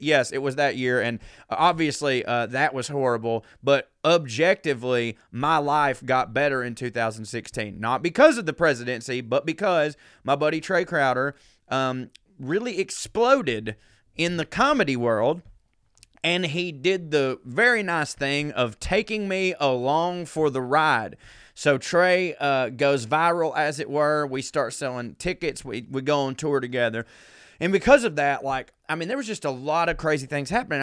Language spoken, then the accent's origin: English; the South, United States; I grew up a man in the South